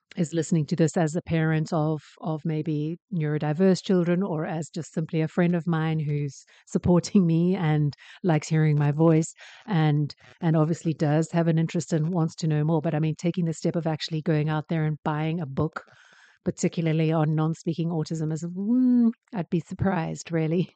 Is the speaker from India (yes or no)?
no; South Africa